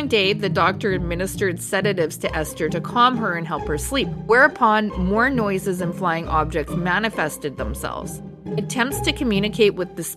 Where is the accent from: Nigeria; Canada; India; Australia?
Canada